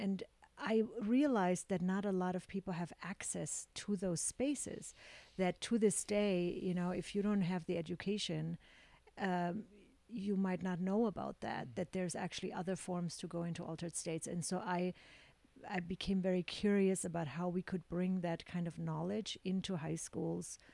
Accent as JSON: {"language": "English", "town": "Augsburg", "region": "Bavaria", "country": "Germany", "tie": "born or raised there", "moved": "yes", "said": "So I grew up in Germany in a very conservative town, small town in Augsburg."}